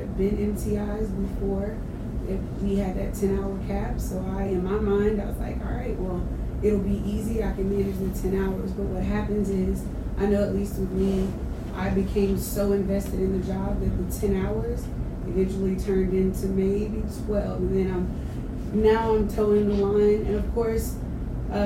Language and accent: English; Mobile, Alabama, United States; now in San Antonio, United States; I am from Mobile, Alabama.